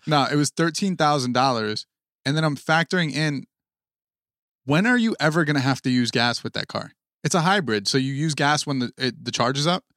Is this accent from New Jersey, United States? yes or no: yes; New Jersey, United States; we are from Jersey